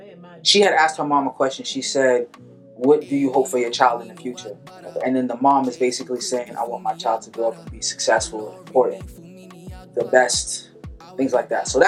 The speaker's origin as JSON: {"language": "English", "region": "Lagos", "country": "Nigeria", "said": "Like, my father's from Benin. I'm from Lagos City as well."}